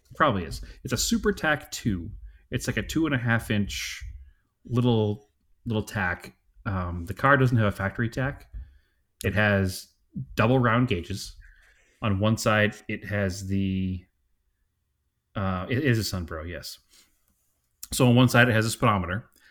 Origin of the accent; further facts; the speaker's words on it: Salem, Massachusetts, United States; accent: Boston; now in Phoenix, United States; We're from, from Salem.